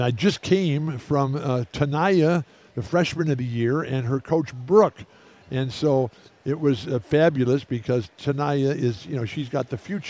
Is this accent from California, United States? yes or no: yes; San Diego, California, United States; I'm from San Diego, still live there to this very day.